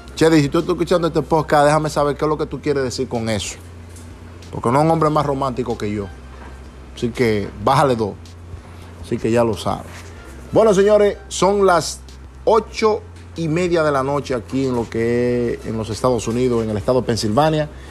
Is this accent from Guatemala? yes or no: no; Montellano, Puerto Plata, Dominican Republic; also born or lived in New York, United States; now in Pennsylvania, United States; mi pueblo, Montellano, Puerto Plata, allá en República Dominicana